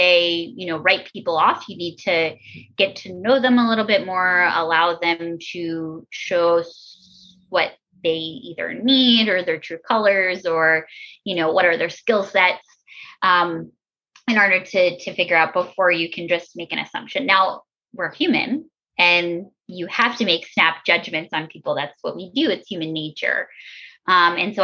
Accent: Baltimore, Maryland, United States; I'm an American, you know, 35-year-old from Baltimore, Maryland.

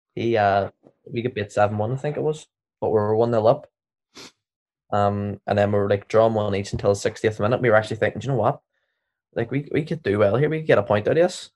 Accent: Northern Ireland, United Kingdom; we're from Northern Ireland

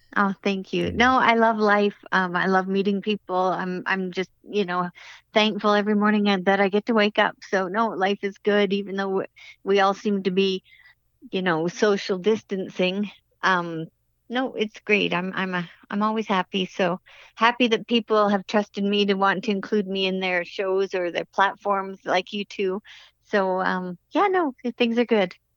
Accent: Canada; being Canadian

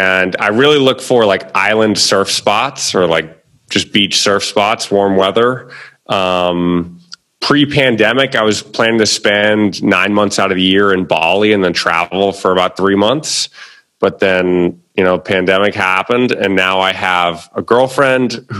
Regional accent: Boston, Massachusetts, United States; moved away as an adult; also born or lived in Los Angeles; now in Aguadilla, Puerto Rico; I'm from like Beacon Hill, Back Bay. So right in the city

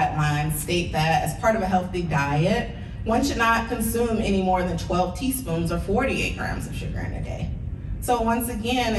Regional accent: the South, United States; I'm from the South

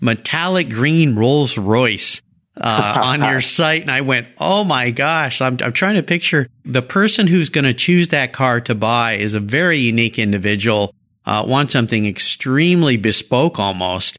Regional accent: La Jolla, California, United States; I grew up in La Jolla, so I know that area really well

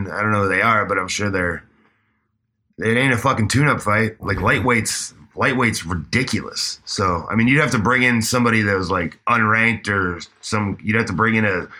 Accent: Cincinnati, Ohio, United States; Dude, so I'm from Cincinnati. When I was living in Cincinnati, actually, Josh Rafferty, who I mentioned before, childhood friend of.

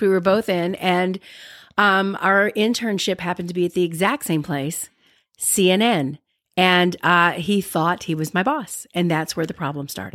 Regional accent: Alabama, United States; I'm from Alabama.

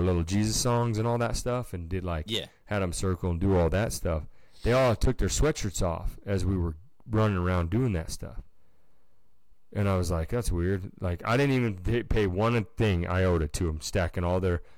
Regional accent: Nevada, United States; we're from Nevada. It's like a desert.

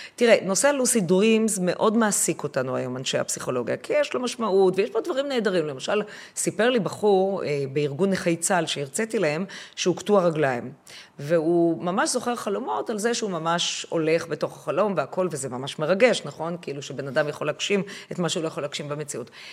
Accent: Haifa, Haifa District, Israel; אני הייתי אז כבר בת חמש, ואנחנו גרנו בחיפה

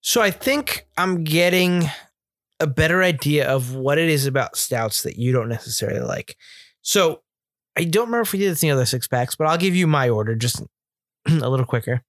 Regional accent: Northeast, United States; I'm from the Northeast

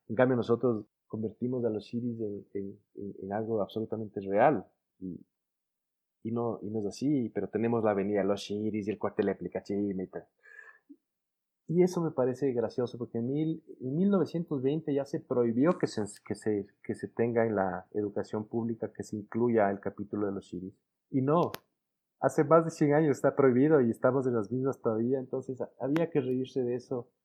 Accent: Ecuador

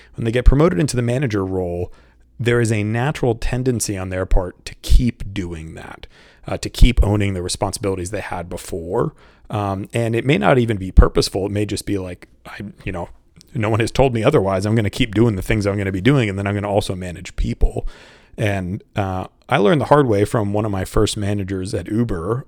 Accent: Boston, Massachusetts, United States; moved away as an adult; also born or lived in Saint Louis / Washington, D.C. / Brazil / Mexico; I'm from the Boston area

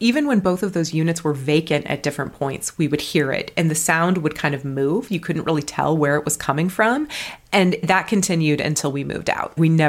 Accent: Colorado, United States; born there; also born or lived in New Mexico / Wyoming / Minnesota; I'm from all over the West. I was born in Colorado, lived in New Mexico, Wyoming. We spent 4 years in Minnesota so I could get a master's degree.

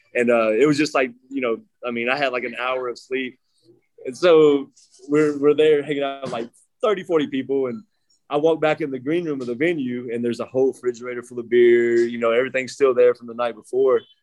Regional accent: Nashville, Tennessee, United States; moved away as an adult; also born or lived in Anaheim, California / Norfolk, Virginia / Clearwater, Florida; now in Arizona, United States; I grew up in Tennessee, Nashville area, right outside

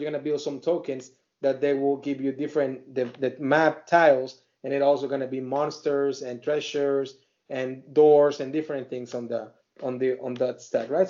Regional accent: Mexico; English is a second language; now in United States; I'm an Hispanic, you know, person, very proud Mexican that I live uh, in here in U.S. and I, I love my my country Mexico

